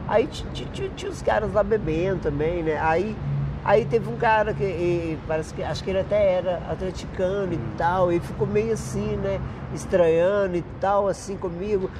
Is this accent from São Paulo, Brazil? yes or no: no; Martinho Campos, Minas Gerais, Brazil; moved away; eu nasci no interior, né? Uhum. Eu nasci em Martinho Campos